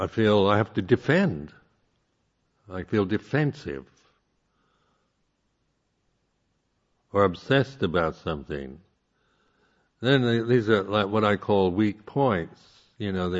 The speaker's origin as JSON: {"language": "English", "country": "United States", "said": "I am, being American, culturally an egalitarian"}